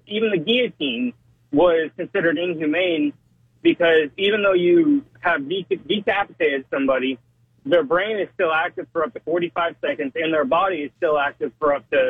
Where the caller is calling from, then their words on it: Iowa, United States; I'm driving a semi-truck right now. I'm up in Iowa listening to y'all.